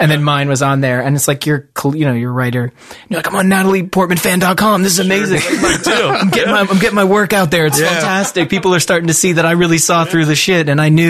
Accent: Toronto, Ontario, Canada; I'm from Toronto.

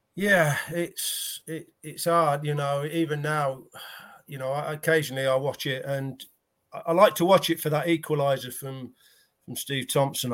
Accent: United Kingdom; we're British

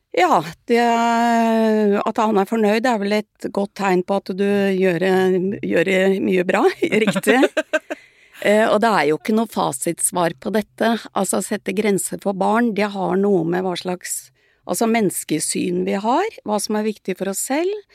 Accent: Sandefjord, Vestfold, Norway; jeg vokste opp i Sandfjord på 50-tallet

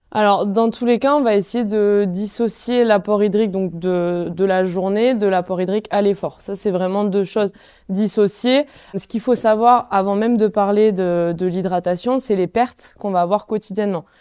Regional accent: Font-Romeu, Occitania, France; j'ai grandi euh, à Font-Romeu où j'ai été en sport-études biathlon

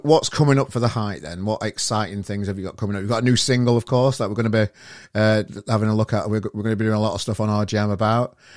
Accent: Sheffield, Yorkshire and the Humber, United Kingdom; I'm from Sheffield

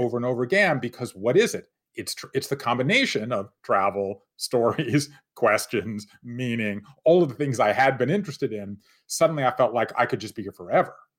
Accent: Savannah, Georgia, United States; moved away as an adult; I grew up in Savannah, Georgia at a time when there was still open and accepted discrimination

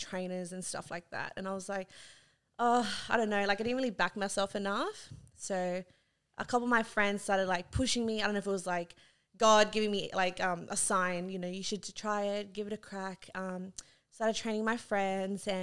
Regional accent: Sydney, New South Wales, Australia; I was born on the Northern Beaches

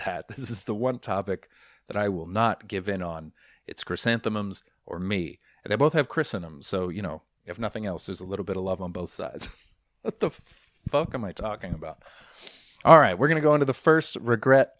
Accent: Vancouver, British Columbia, Canada; I'm from Vancouver

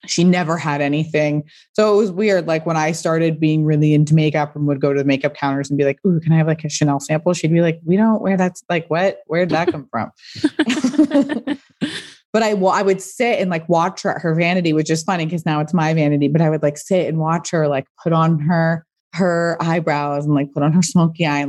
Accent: Pasadena, California, United States; I grew up in Pasadena, which is a suburb

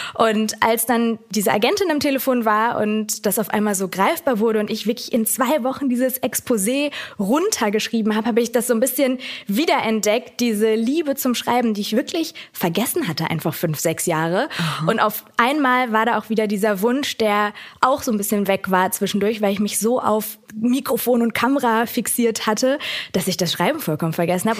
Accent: Germany; Ich habe immer hier gelebt. Ich habe alles in der Phase, in der sich alles so rausbildet, innerlich habe ich alles hier in Deutschland erlebt

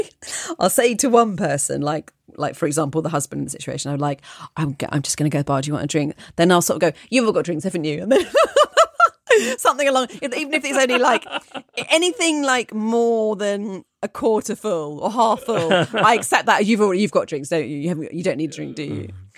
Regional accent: Nyon, Vaud, Switzerland; I was at a large music festival near my hometown of Nyon, near Geneva, Switzerland.

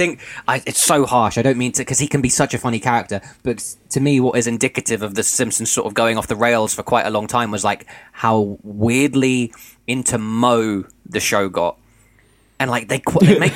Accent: United Kingdom; as a British viewer of the show

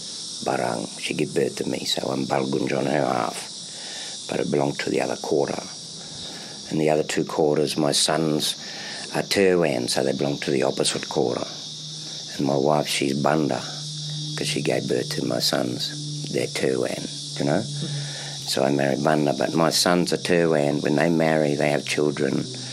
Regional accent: Queensland, Australia; So even though I come from Kabi Kabi and that fella down there, he's Dungiburra.

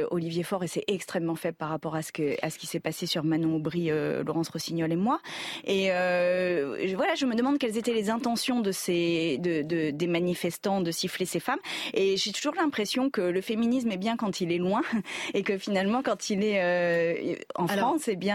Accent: Iran; On est des Iraniens, on fait manifestation pour l'Iran, c'est pas pour, pour cette dame-là.

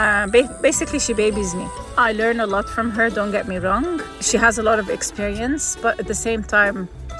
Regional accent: Lebanon; I'm from Lebanon.

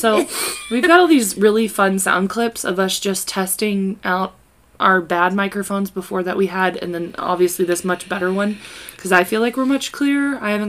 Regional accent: Kansas, United States; We are from Kansas.

